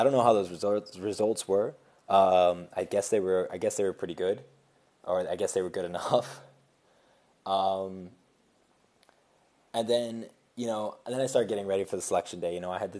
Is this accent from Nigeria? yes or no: no; Switzerland; also born or lived in United States; I grew up in Switzerland as well as in the States